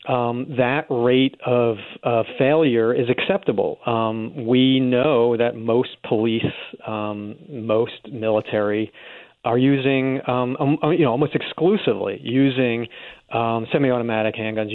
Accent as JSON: {"language": "English", "town": "New York City", "region": "New York", "country": "United States", "tie": "born or raised there", "moved": "yes", "said": "I grew up in New York City"}